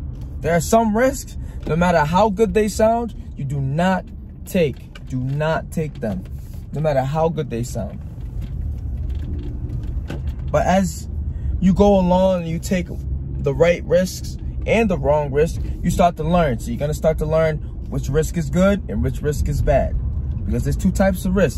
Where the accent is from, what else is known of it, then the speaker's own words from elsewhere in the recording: Rhode Island, United States; I'm from Rhode Island